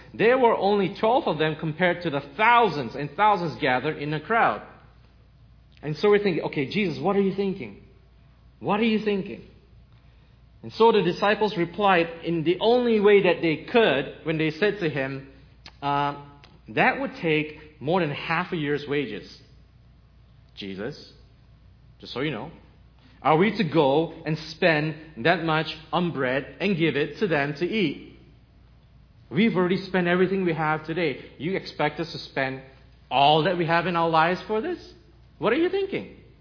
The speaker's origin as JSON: {"language": "English", "country": "Malaysia", "tie": "born or raised there", "also_born_or_lived": "Canada", "moved": "as an adult", "said": "I'm Chinese, Malaysian, with a Portuguese grandmother, born in Malaysia, moved to Canada when I was 18, and six years ago moved here"}